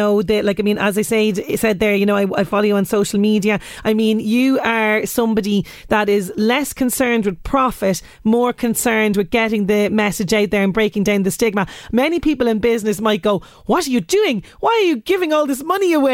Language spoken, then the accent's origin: English; Ireland; as Irish people